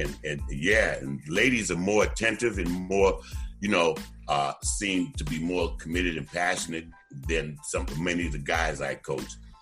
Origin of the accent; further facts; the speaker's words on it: Boston, Massachusetts, United States; also born or lived in Delaware; born and raised in Roxbury, Massachusetts